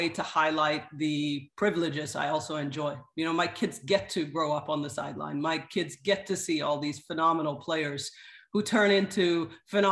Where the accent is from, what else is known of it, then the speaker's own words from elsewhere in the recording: Sweden; moved away as an adult; also born or lived in Kenya / Zimbabwe; now in Orlando, United States; So I was actually born and raised in Sweden. But I am of Swedish and Kenyan descent.